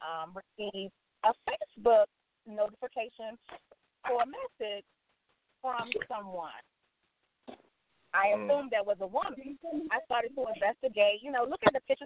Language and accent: English; Alexandria, Virginia, United States; I'm from Alexandria, Virginia